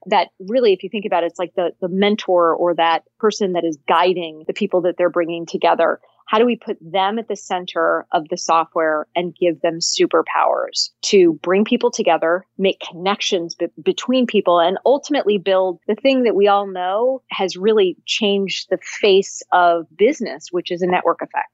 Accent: Cupertino, California, United States; I grew up in Cupertino, uh, California

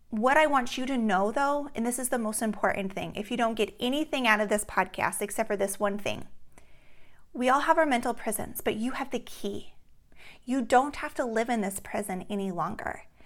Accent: Alaska, United States; growing up in Alaska, we play outside in the summer until late at night

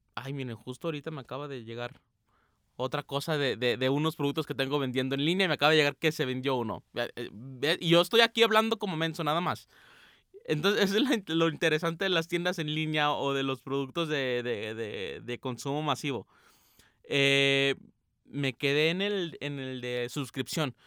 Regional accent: Aguascalientes, Mexico; now in Guadalajara, Mexico; Yo no soy de Guadalajara, como ya saben, yo soy de Aguascalientes, pero ando por estos parajes

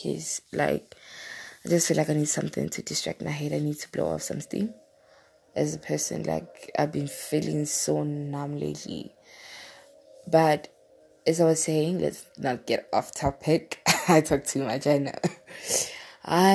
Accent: South Africa; from South Africa

